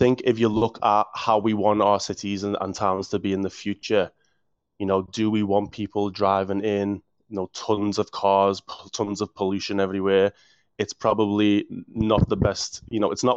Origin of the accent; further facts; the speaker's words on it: Liverpool, North West England, United Kingdom; moved away; as you can tell from the accent, I'm from Liverpool